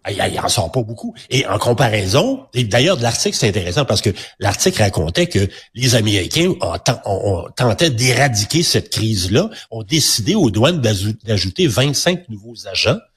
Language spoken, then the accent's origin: French; Quebec, Canada; D'abord, nous, chez nous au Québec, on le savait déjà depuis quelques, quelques semaines